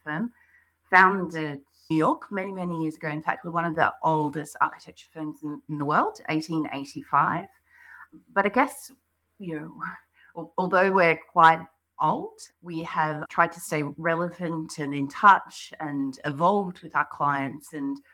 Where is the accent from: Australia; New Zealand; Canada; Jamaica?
Australia; accent: Australian; moved away as an adult; now in London, United Kingdom; You might hear from my accent, I'm Australian